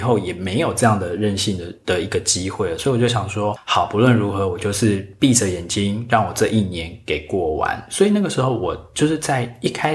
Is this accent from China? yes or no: no; Taiwan; 我们台湾人